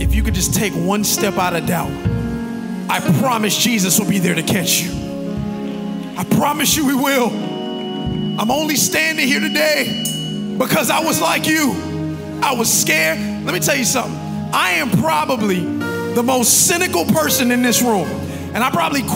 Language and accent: English; Carroll City, United States; I'm from Carroll City.